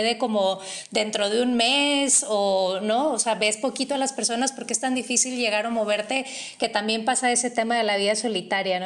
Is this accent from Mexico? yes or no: yes; Monterrey, Nuevo León, Mexico; now in Mexico City, Mexico; yo vengo de Monterrey